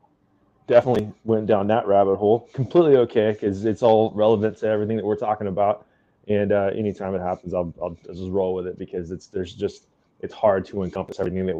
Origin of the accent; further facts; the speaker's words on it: Western Oklahoma, United States; I'm from Western Oklahoma, and it's like in the middle of the states, and there's nothing out there but grass and dirt.